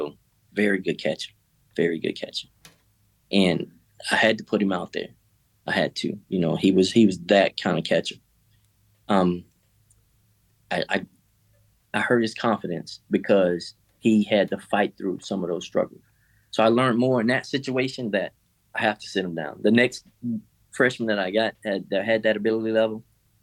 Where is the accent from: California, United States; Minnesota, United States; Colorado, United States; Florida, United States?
Florida, United States; Miami; moved away; I'm from Miami